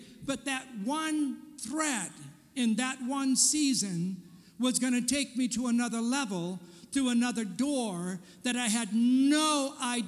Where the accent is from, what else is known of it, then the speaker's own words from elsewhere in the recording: California, United States; moved away as an adult; also born or lived in Portland; I'm a Californian, born and raised in California.